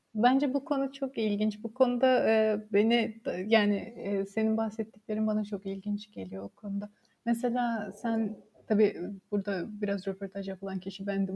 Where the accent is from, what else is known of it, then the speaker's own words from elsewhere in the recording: Samsun, Turkey; moved away as an adult; also born or lived in Durham, United Kingdom / St Andrews, United Kingdom; Karadenizli olmamıza rağmen, ben de Samsun'da doğdum